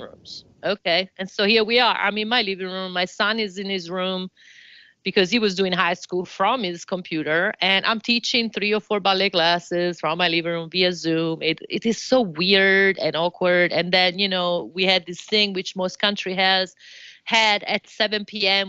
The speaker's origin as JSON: {"language": "English", "town": "Florence", "region": "Tuscany", "country": "Italy", "second_language": "English", "moved": "as an adult", "lives_now": "United States", "said": "I'm originally from Florence"}